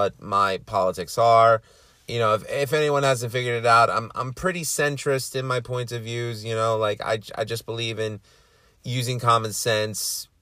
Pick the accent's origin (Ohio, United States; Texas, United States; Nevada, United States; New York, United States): New York, United States; New York City; I'm from Queens.